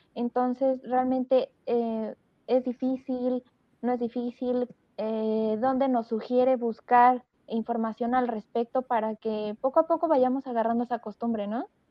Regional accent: Mexico; los mexicanos tenemos muy buen nivel de veterinaria

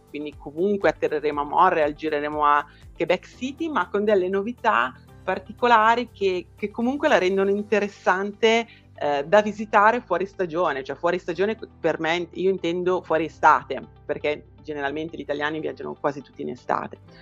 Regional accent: Brianza, Lombardy, Italy; io sono in Brianza, a pochi chilometri da Milano

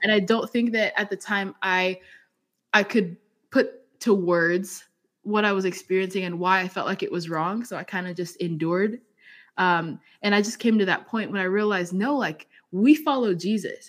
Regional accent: England, United Kingdom; also born or lived in Zambia; now in Arizona, United States; I was raised in England, so I have different experiences.

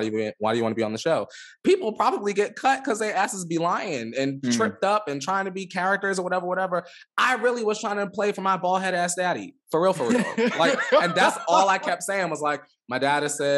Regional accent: Los Angeles, California, United States; I'm from Los Angeles

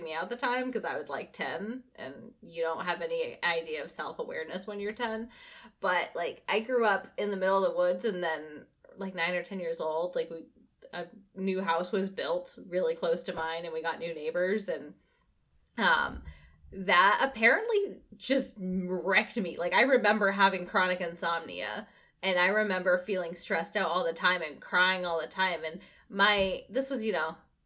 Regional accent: New England, United States; moved away as an adult; I'm going to go ahead and speak for us New Englanders

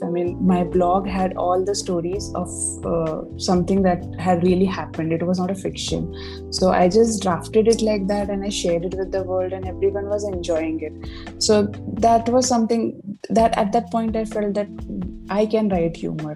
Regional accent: Uran, Maharashtra, India; I was born in Uran. And I grew up in a middle class family

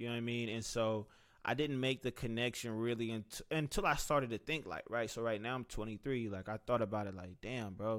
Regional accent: Cincinnati, Ohio, United States; moved away as an adult; now in Atlanta, United States; I was from Cincinnati

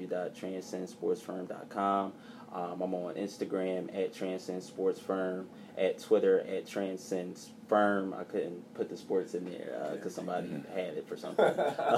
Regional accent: Philadelphia, Pennsylvania, United States; But, you know, the Sixers, that's definitely my hometown team. And I root for them, too.

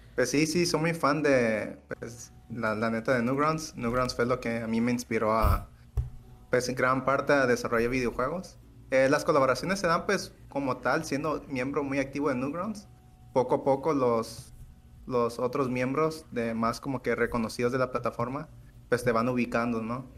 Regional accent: Acaponeta, Nayarit, Mexico; en Acaponeta, que es pues de donde soy

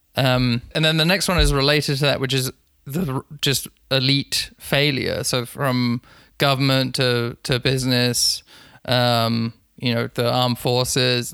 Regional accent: London, United Kingdom; I'm from I'm from London, as I said. I've finished high school in 2008

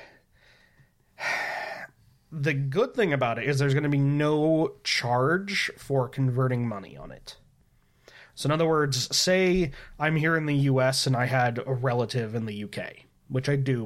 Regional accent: United States; I'm American

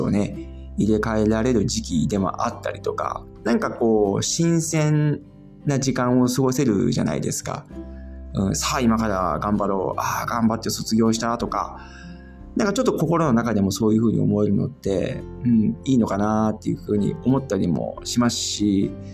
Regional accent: Japan; moved away as an adult; now in Germany; 僕自身は、やっぱり日本で生まれて育ってきて

